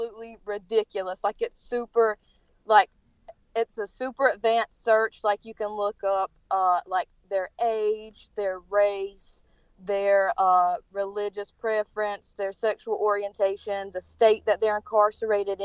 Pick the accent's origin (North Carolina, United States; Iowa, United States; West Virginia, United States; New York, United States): North Carolina, United States; accent: thick; Sorry for my accent, by the way. I'm from North Carolina, so it's, like, really thick